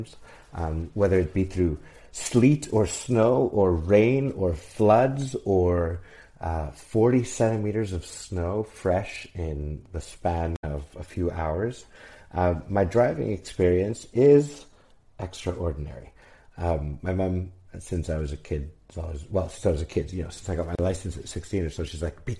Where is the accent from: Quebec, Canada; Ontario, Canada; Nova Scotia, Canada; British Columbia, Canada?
Quebec, Canada; Montreal; now in Mexico; I'm half Mexican, half Canadian, born and raised in Montreal